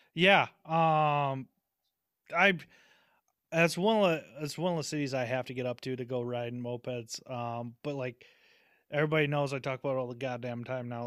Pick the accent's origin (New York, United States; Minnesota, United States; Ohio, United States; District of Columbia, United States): Minnesota, United States; St. Paul; I'm from St. Paul